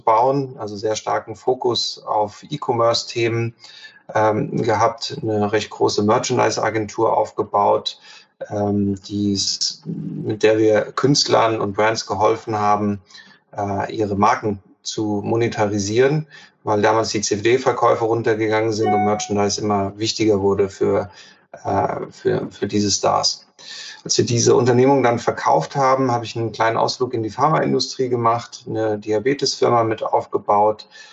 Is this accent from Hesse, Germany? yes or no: yes; Giessen, Hesse, Germany; gebürtiger Gießener, daher kennen wir uns ja auch und ähm, dort aufgewachsen